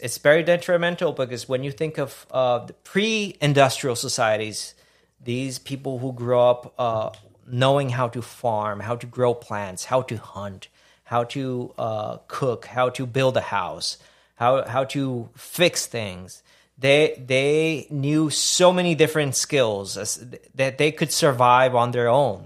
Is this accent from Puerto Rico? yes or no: yes; Puerto Rico; now in Houston, United States; growing up in Puerto Rico